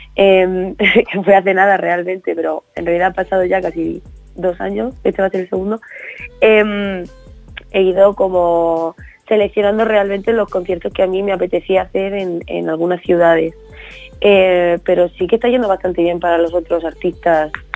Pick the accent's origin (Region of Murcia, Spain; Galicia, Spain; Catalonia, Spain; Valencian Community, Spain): Region of Murcia, Spain; now in Madrid, Spain; reconociendo mi tierra